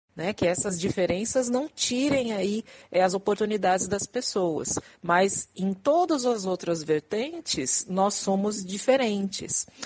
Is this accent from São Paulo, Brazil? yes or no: yes; São Paulo, Brazil; moved away as an adult; now in Rio de Janeiro, Brazil; eu sou de São Paulo, estou morando no Rio, vai fazer menos um ano